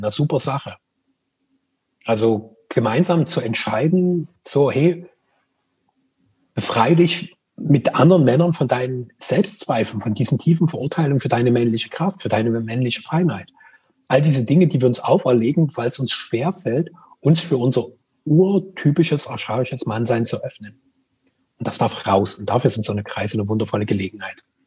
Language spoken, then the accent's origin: German; Greater Dresden area, Saxony, Germany; Wir kommen ja beide aus dem Großraum Dresden